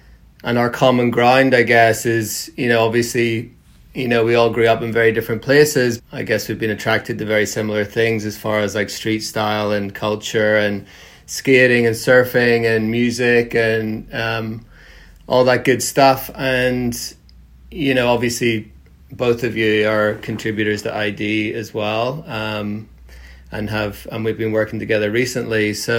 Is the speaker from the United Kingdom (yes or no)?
yes; Belfast, Northern Ireland, United Kingdom; I was born in Belfast and grew up in the 80s and 90s in Northern Ireland. And, you know, I got into skating and surfing when I was kind of like 12, really, 11, 12, moved to the north coast of Ireland.